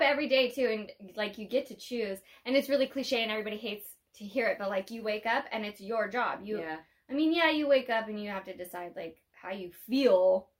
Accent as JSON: {"language": "English", "town": "Riverside", "region": "California", "country": "United States", "tie": "born or raised there"}